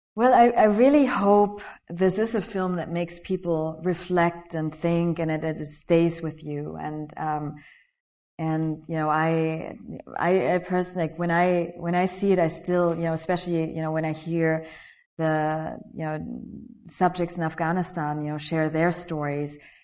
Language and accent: English; Germany; moved away; also born or lived in Malaysia; I was born Malaysia. I grew up in Germany